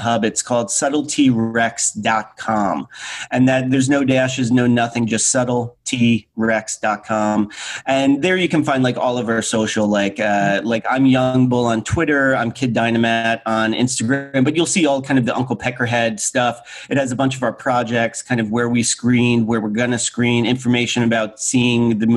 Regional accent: New Jersey, United States; kid growing up in New Jersey

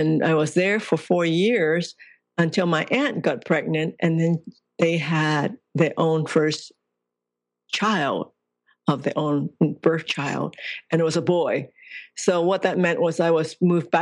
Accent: Hong Kong; I was born in Hong Kong

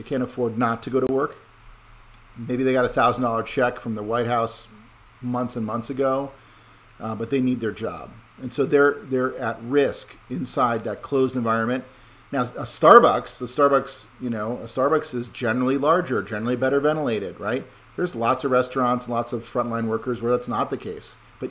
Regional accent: Connecticut, United States; I'm from Connecticut and I don't want to bring the disease to you

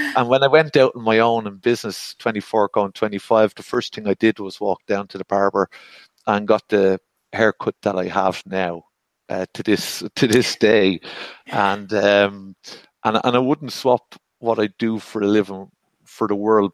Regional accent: Ireland; I'm Irish and male

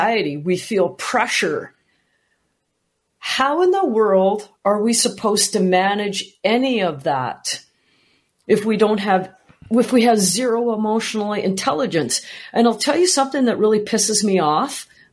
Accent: Canada; I'm from Canada

